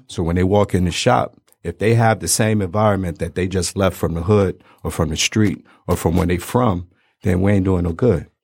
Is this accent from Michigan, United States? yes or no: yes; Detroit, Michigan, United States; also born or lived in Brooklyn, New York; I was born in Brooklyn, um, but we moved out here and I went to school out here, went to barber school out here. So, three one three seven, Ma